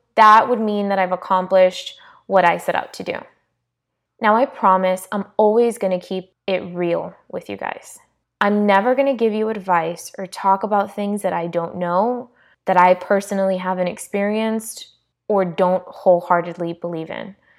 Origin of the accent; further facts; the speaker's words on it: South Florida, United States; I was born and raised in South Florida to Hispanic parents